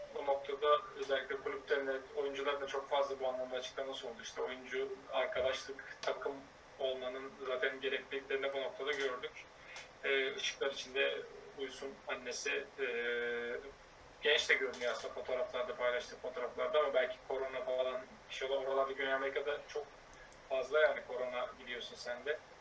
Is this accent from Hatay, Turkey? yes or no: yes; Hatay, Turkey; Bir Hataylı olarak